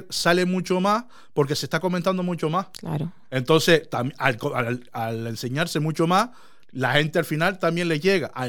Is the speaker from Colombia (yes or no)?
no; Andalusia, Spain; Es que yo, me imagino que siendo yo andaluz y, niño, ¿qué quieres que yo te haga?